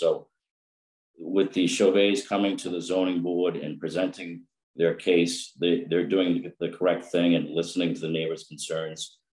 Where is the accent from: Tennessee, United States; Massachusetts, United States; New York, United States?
Massachusetts, United States; Milton; I'm a Milton native. I grew up on Russell Street and I've been a resident of 7 Morton Road for nearly 20 years.